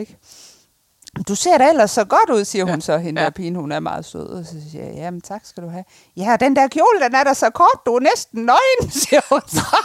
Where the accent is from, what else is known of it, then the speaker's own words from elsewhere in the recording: Ikast, Central Denmark Region, Denmark; Det er jo selvfølgelig Jylland, hvor jeg kommer fra, og ved Herning, Ikast